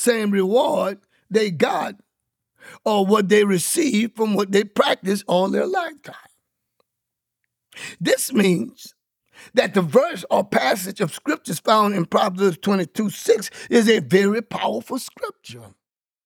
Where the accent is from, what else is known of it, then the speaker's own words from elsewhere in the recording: Louisiana, United States; I grew up in Louisiana from out of a Baptist community church